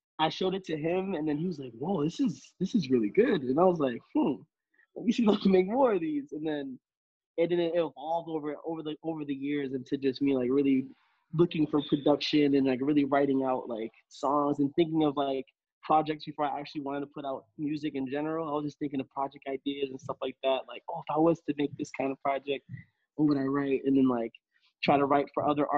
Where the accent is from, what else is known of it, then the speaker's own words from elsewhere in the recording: Boston, Massachusetts, United States; also born or lived in Randolph, Massachusetts; I grew up in Dorchester, and then I moved to Randolph.